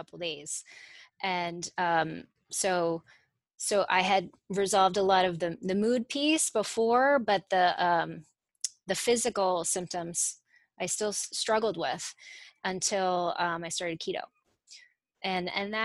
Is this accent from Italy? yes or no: yes; Italy; moved away; also born or lived in Connecticut; I grew up in Italy